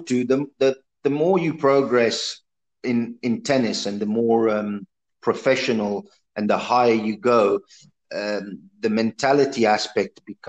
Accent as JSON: {"language": "English", "country": "Italy", "said": "obviously I'm from Italy."}